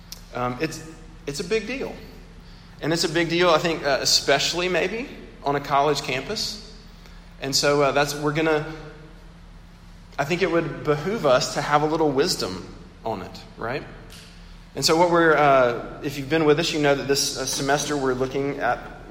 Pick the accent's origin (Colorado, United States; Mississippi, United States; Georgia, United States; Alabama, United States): Mississippi, United States; my home state of Mississippi